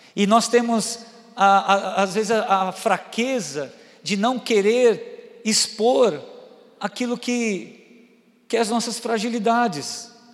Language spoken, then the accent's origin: Portuguese; Itupeva, São Paulo, Brazil; moved away; estar aqui, minha terrinha